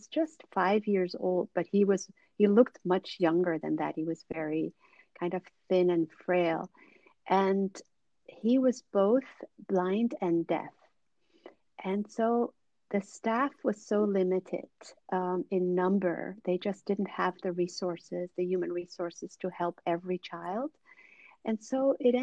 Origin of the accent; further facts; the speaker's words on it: Suriname; also born or lived in Netherlands; I was born in the Netherlands, but they moved to Suriname in South America when I was a child. And so I grew up there